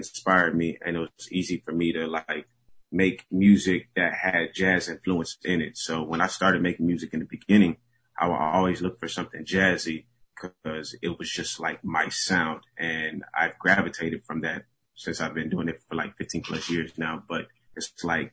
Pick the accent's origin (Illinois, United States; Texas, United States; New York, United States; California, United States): Texas, United States; Houston; born and raised in Houston, Texas, a Nigerian.